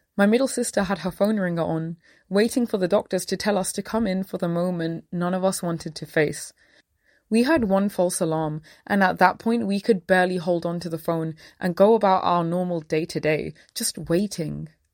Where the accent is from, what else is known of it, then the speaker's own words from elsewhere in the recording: London, United Kingdom; I grew up in Southall, an area that thrives off its high concentration of Sikh Punjabis